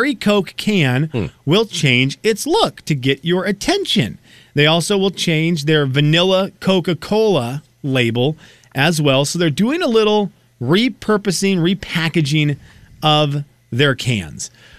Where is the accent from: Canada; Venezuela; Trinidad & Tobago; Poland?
Venezuela; now in United States; growing up in Venezuela, they would sell the 1 liter glass pop bottles